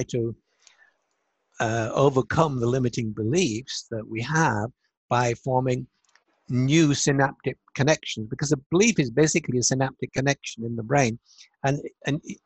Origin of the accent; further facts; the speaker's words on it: Hull, Yorkshire and the Humber, United Kingdom; moved away; also born or lived in United States; it was the year I came back to England from America. I've been there 24 years